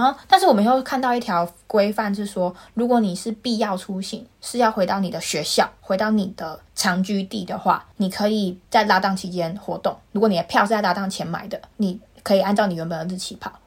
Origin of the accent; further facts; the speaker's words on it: Taiwan; moved away as an adult; now in United Kingdom; 因为我是台湾人， 我从台湾直飞，中间没有停留